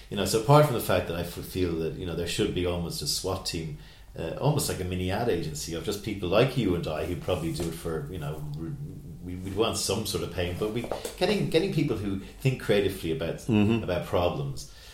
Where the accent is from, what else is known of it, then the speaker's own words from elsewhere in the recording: Kerry, Munster, Ireland; I'm from Kerry myself